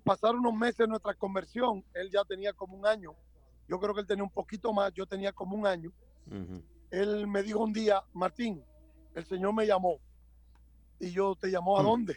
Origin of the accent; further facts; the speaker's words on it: Santo Domingo, Distrito Nacional, Dominican Republic; also born or lived in Cibao; yo soy nacido en República Dominicana, en la ciudad de Santo Domingo, en un pueblo del Cibao, pero realmente me crié en la capital, en Santo Domingo